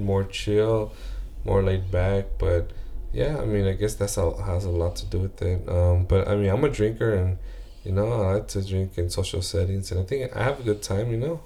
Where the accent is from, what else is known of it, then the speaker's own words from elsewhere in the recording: United States; I'm, I'm American